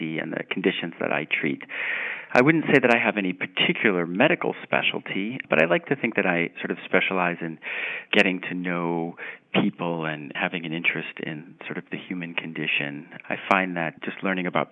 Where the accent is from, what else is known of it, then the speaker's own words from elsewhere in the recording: Long Island, New York, United States; now in Boston, United States; I grew up fishing in Long Island, New York.